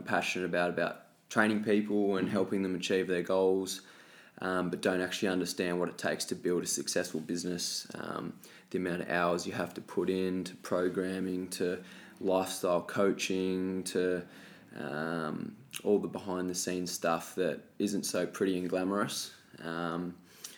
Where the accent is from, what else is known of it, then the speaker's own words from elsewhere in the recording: Tasmania, Australia; moved away as an adult; also born or lived in Gold Coast; now in Melbourne, Australia; So originally I was born and raised in Tasmania.